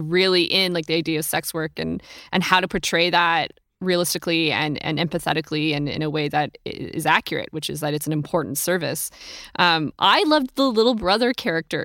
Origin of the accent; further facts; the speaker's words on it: California, United States; I grew up in California